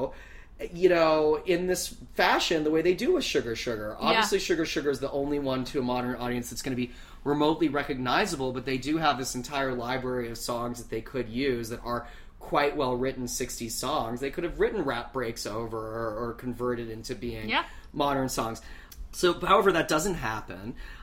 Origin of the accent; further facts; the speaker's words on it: Canada; being a Canadian who's never been to a pep rally